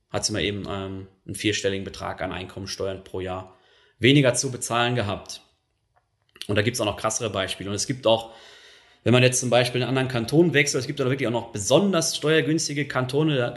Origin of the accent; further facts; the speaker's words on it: North Rhine-Westphalia, Germany; das ist jetzt ähm, so meine Heimatregion, also ich komme eigentlich aus dem Ruhrgebiet, aber Düsseldorf ist so der nächstgelegene große Flughafen